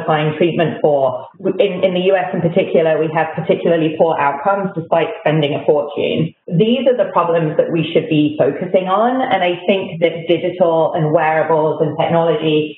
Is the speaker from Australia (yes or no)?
no; United Kingdom; moved away as an adult; also born or lived in London; now in United States; you may notice from my accent that I grew up in Britain